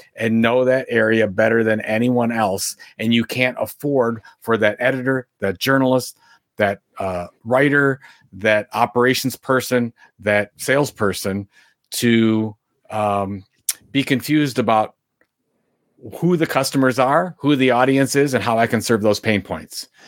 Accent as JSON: {"language": "English", "town": "Sandusky", "region": "Ohio", "country": "United States", "tie": "born or raised there", "said": "my hometown of Sandusky, Ohio"}